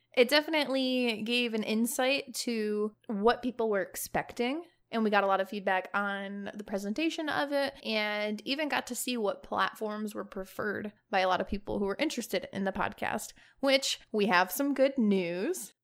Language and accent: English; Chicago, Illinois, United States; moved away as an adult; now in Houston, United States; I am born and raised in Chicago, Illinois, and I most recently moved to Houston, Texas